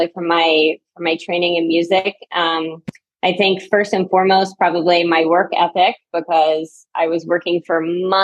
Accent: Knoxville, Tennessee, United States; moved away as an adult; also born or lived in New York City / Paris; from Knoxville, Tennessee, originally.

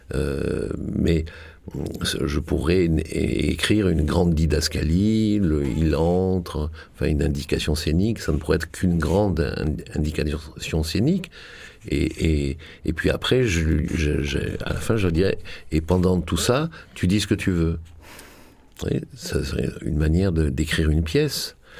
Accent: Marseille, Provence-Alpes-Côte d'Azur, France; moved away; je suis de Marseille, euh, et je suis parti de Marseille

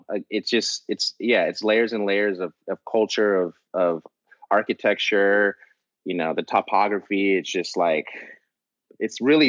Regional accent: San Francisco, California, United States; moved away as an adult; now in New York, United States; I was born and raised there

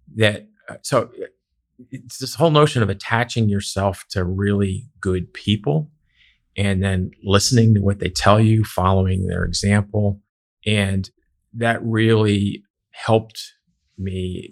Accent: Philadelphia, Pennsylvania, United States; moved away; I grew up in the Philadelphia area

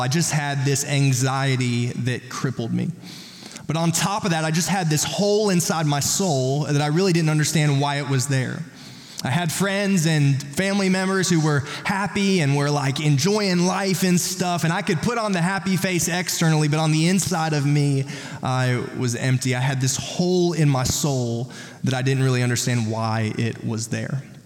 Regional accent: South Carolina, United States; I'm from South Carolina

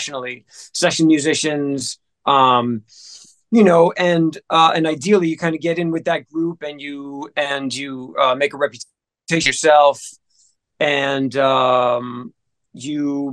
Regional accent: New Jersey, United States; moved away as an adult; also born or lived in Memphis; now in Atlanta, United States; I was born and raised in New Jersey, right outside of Manhattan

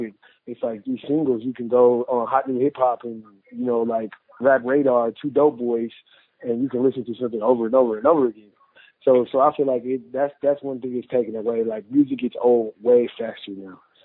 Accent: Denver, Colorado, United States; I'm from Denver

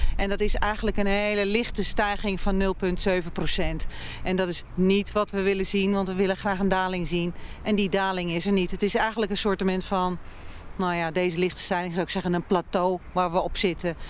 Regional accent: Olst, Overijssel, Netherlands; now in Zwolle, Netherlands; Geboren en getogen in Olst, dichtbij Weijen.

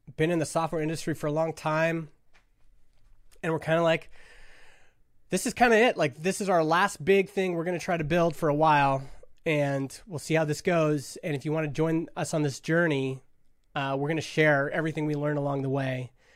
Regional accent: Stony Plain, Alberta, Canada; a kid growing up in Stony Plain, Alberta, this little farming town of five thousand people

